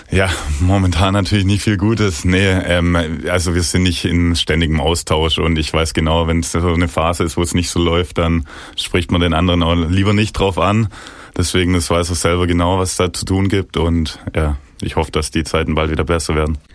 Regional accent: Ostfildern, Baden-Württemberg, Germany; ich bin in Ostfildern geboren, schon von klein auf irgendwie ständig in Kontakt mit dem VfB, damals noch mit dem Vater ins Stadion gegangen.

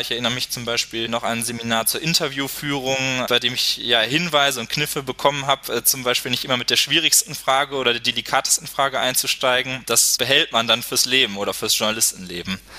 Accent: Duisburg, North Rhine-Westphalia, Germany; in Duisburg, meiner Heimatstadt, als stellvertretender Lokalchef

